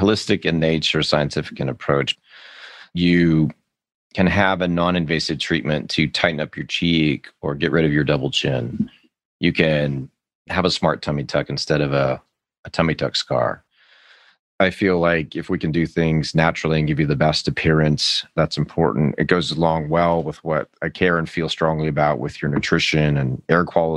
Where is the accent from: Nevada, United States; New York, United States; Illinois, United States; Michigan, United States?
Nevada, United States; Las Vegas; now in Austin, United States; I grew up in Las Vegas, Nevada, where nobody actually grows up.